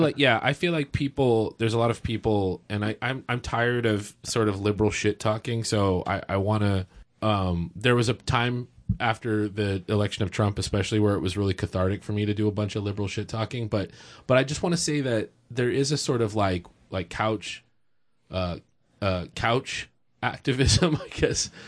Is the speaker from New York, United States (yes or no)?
no; Texas, United States; now in Oregon, United States; I'm from Texas